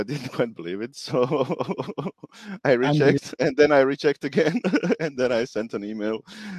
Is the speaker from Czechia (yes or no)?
no; Croatia; now in Singapore; Croatia. Currently in Singapore.